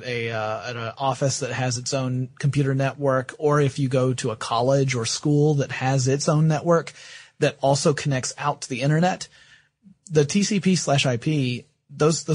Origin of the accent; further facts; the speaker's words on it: the Bible Belt, United States; I was brought up in the Bible Belt